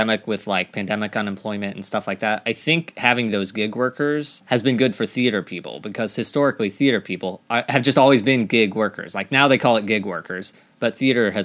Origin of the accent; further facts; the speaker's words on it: Missouri, United States; moved away as an adult; I'm from Missouri